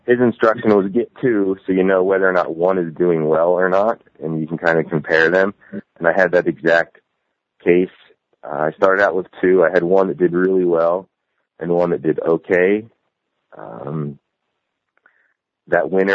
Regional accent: Woodbury Heights, New Jersey, United States; moved away as an adult; now in Hooper, United States; I grew up in New Jersey. I now live in Utah.

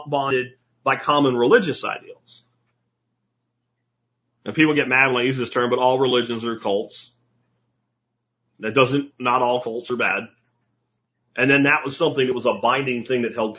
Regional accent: Jacksonville, Florida, United States; moved away; also born or lived in Pennsylvania; When I was younger, growing up in Jacksonville, Florida is the biggest city on the planet

